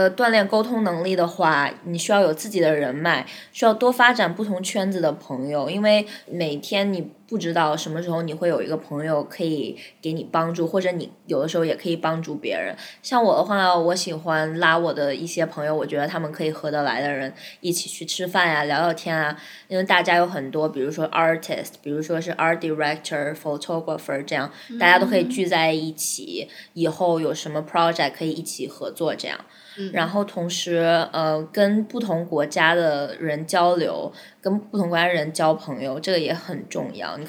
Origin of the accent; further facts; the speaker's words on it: China; moved away as an adult; now in New York, United States; 他们知道我是中国人，uh, 但是我也会讲日语